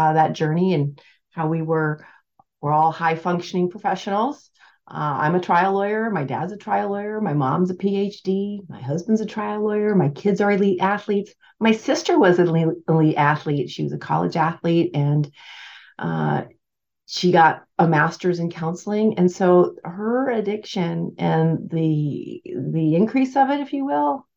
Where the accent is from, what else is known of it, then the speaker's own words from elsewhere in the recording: Alaska, United States; I am from Alaska